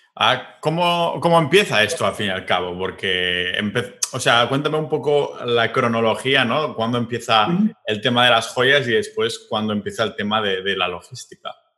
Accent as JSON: {"language": "Spanish", "region": "Catalonia", "country": "Spain", "said": "yo que soy catalán"}